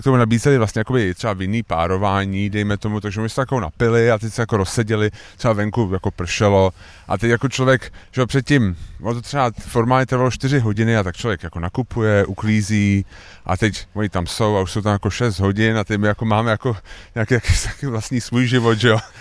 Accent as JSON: {"language": "Czech", "region": "Prague", "country": "Czechia", "said": "my jsme Pražáci"}